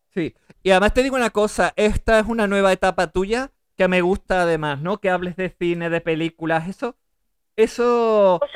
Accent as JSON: {"language": "Spanish", "town": "Seville", "region": "Andalusia", "country": "Spain", "said": "La que es de Sevilla soy yo"}